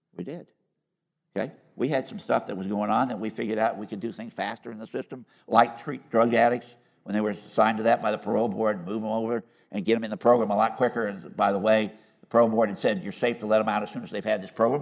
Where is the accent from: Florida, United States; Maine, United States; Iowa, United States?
Iowa, United States; moved away; I was born and raised in Iowa.